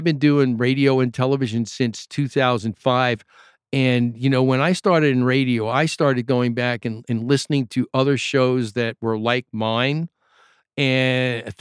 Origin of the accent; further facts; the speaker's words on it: New York, United States; I'm from New York